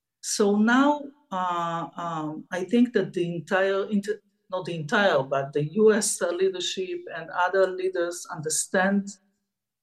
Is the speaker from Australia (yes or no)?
no; Israel; I'm used to be in a war zone since I was born in Israel